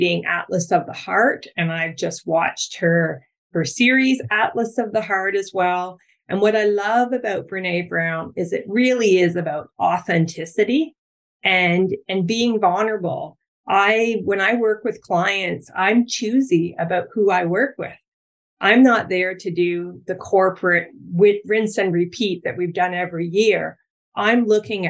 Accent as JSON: {"language": "English", "region": "Ontario", "country": "Canada", "moved": "yes", "lives_now": "Vancouver Island, Canada", "said": "I'm from Ontario"}